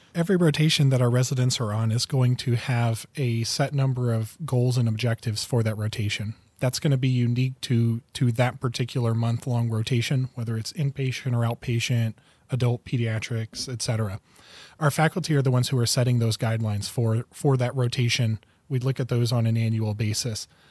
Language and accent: English; northern Indiana, United States; now in Grand Rapids, Michigan, United States; I grew up in the Midwest, uh, grew up in northern Indiana